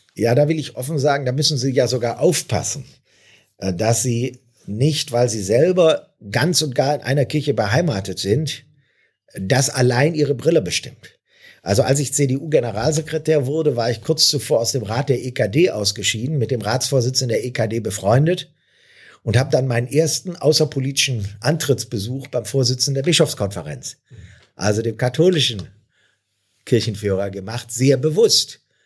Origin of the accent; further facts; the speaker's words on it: Neuss, North Rhine-Westphalia, Germany; Hier in meiner Heimatstadt